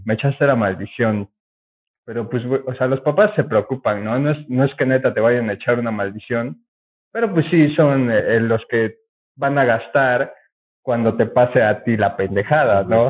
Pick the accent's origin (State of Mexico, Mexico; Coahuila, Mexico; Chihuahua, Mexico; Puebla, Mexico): Puebla, Mexico; éramos un grupo de mi colonia